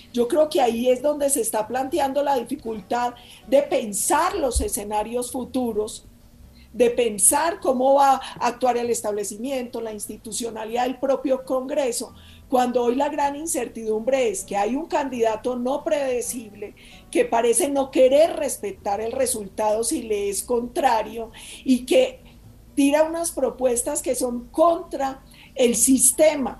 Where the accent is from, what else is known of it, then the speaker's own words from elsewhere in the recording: Colombia; somos todos los colombianos